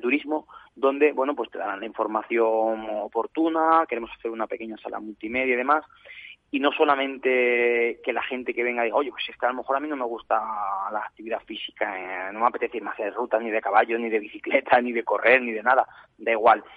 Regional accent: Candeleda, Castile and León, Spain; mi tierra

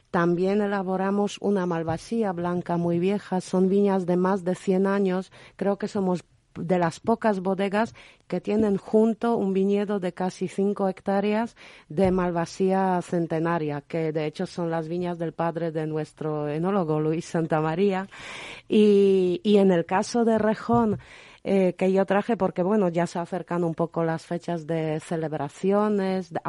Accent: Poland; Spanish is a second language; así que soy la polaca esta que sabe

